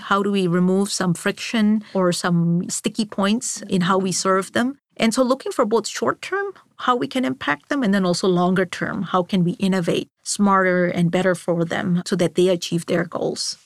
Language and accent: English; Singapore; moved away as an adult; also born or lived in Mumbai, India / Boston, Massachusetts / Rotterdam, Netherlands; I grew up in Singapore all the way through high school.